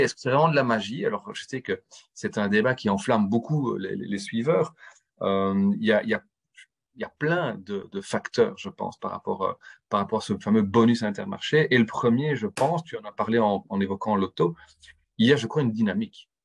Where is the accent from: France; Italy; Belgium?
Belgium; en tant que Belge